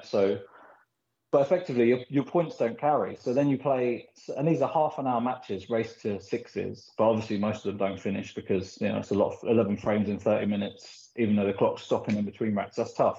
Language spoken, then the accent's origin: English; Philippines; born there; I was born in the Philippines and we did a lot of traveling when we were younger, backwards and forwards.